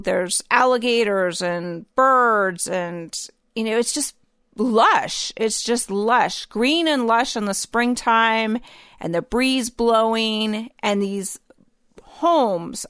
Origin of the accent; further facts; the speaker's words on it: the North, United States; growing up in the North